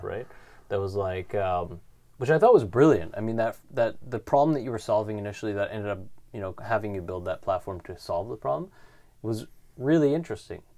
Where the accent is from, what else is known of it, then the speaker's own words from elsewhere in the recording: Canada; being Canadian